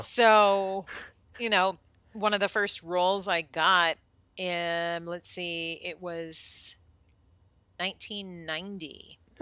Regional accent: Colorado, United States; moved away as an adult; also born or lived in Minnesota / Arizona / Hollywood; moved to Colorado when I was almost eight, and was there until I graduated high school

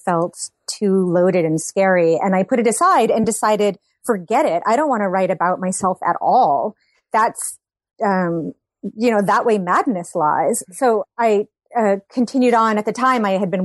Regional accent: Massachusetts, United States; now in Brooklyn, United States; I grew up in Massachusetts

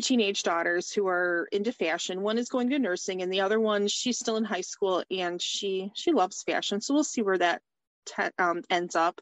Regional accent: Chesterfield, Michigan, United States; I am from Chesterfield, Michigan, which is about 25 miles north of Detroit.

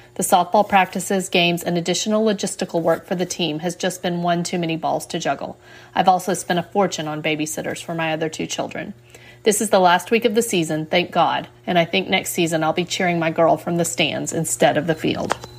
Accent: Texas, United States; I'm from Texas

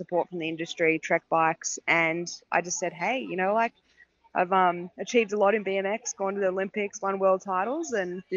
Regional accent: Australia; I'm obviously an Aussie

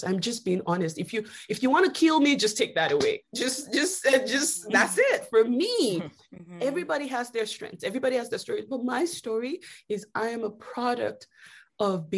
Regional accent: Lagos, Nigeria; now in United States; I grew up in Nigeria

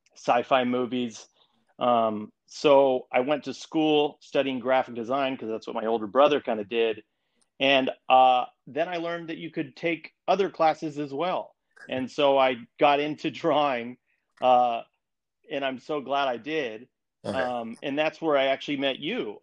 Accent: Colorado, United States; moved away as an adult; now in New York City, United States; I'm from Colorado. I grew up there

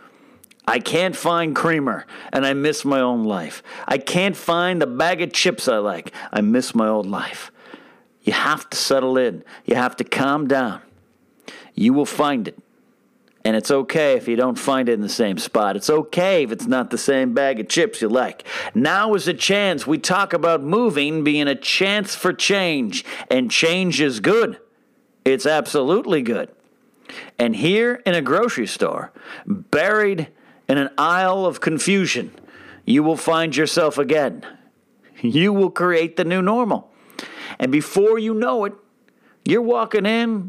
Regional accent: Arroyo Grande, California, United States; moved away as an adult; now in Los Angeles, United States; my hometown of Arroyo Grande, California, Pismo Beach area, California

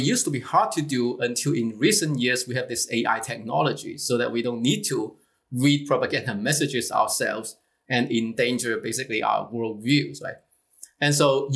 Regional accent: China; moved away as an adult; also born or lived in Hong Kong; now in United States; I was exposed to a lot of them growing up in China

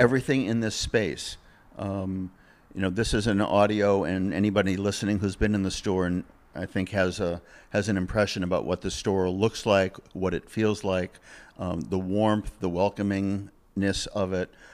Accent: Massachusetts, United States; moved away as an adult; also born or lived in Ventura, California; now in California, United States; I'm from Massachusetts

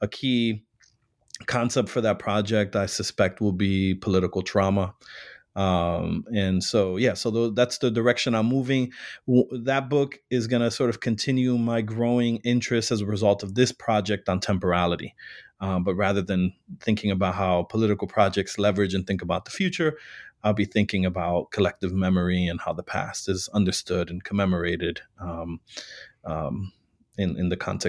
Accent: Chicago, Illinois, United States; I was born and raised in Chicago and worked many years prior to grad school in the Puerto Rican community.

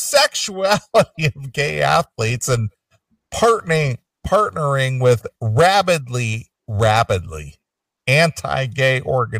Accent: Pittsburgh, Pennsylvania, United States; As I've talked about before, I grew up in Pittsburgh, when the city's NFL team, the Steelers, won 4 Super Bowls in the 70s

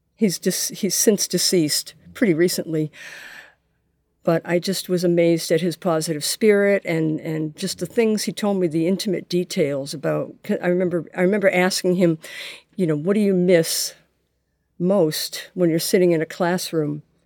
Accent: Boston, Massachusetts, United States; I grew up in the Boston area

